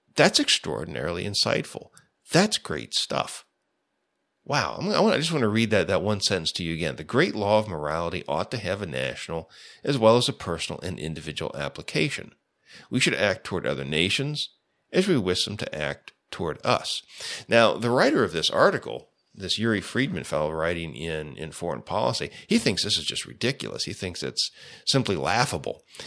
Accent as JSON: {"language": "English", "country": "United States", "said": "as an American"}